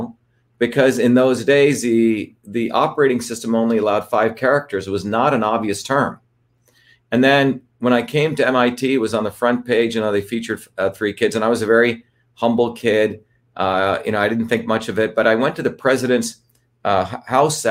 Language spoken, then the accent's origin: English; New Jersey, United States; born or raised there